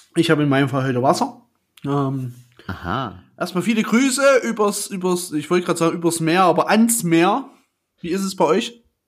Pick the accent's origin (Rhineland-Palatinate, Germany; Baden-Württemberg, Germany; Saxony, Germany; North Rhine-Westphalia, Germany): Saxony, Germany; Chemnitz; ich komme aus Chemnitz